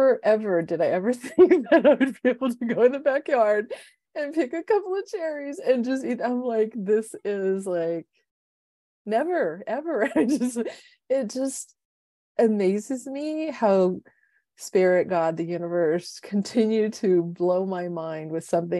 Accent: San Diego, California, United States; So I was born and raised in San Diego.

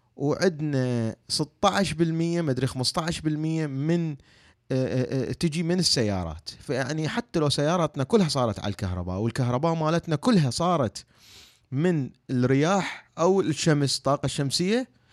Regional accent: Iraq; احنا عندنا بالعراق

